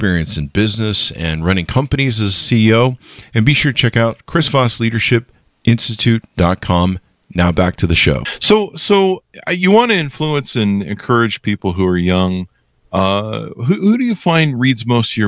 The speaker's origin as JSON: {"language": "English", "town": "Los Angeles", "region": "California", "country": "United States", "tie": "born or raised there", "also_born_or_lived": "La Crescenta, California", "moved": "yes", "lives_now": "Utah, United States", "said": "I was born and raised in North Hollywood"}